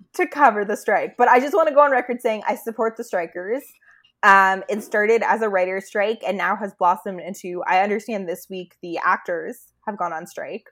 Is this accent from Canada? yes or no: yes; Canada; we're Canadian